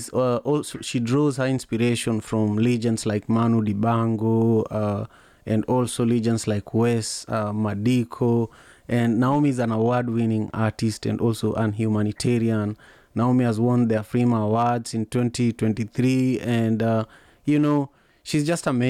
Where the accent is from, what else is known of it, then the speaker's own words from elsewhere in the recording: Kisumu, Kisumu County, Kenya; So we grew up in Manyata, which is one of the largest slums in the world, but it is in Kisumu, Kenya, my hometown